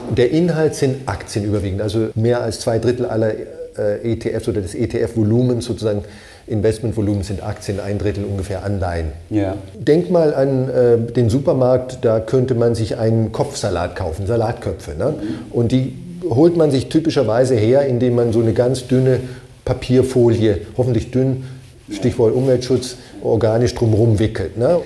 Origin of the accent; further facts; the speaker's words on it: Germany; bei uns in Deutschland